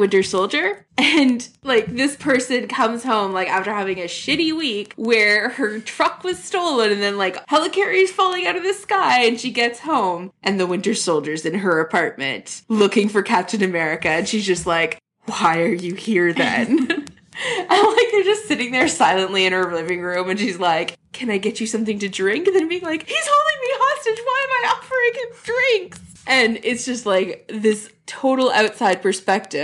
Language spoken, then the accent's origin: English; Canada; I'm so Canadian